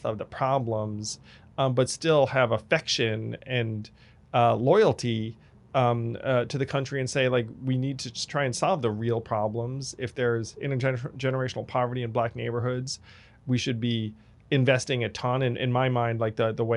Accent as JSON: {"language": "English", "region": "New York suburbs", "country": "United States", "tie": "born or raised there", "said": "for me to go from those suburbs to the city"}